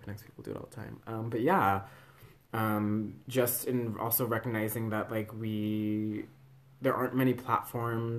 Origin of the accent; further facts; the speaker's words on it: Northern California, United States; now in Burlington, United States; I'm from California